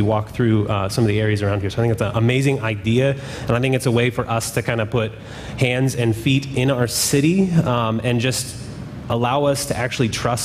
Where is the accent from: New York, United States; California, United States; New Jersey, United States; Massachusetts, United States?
California, United States; When I was young, I grew up in California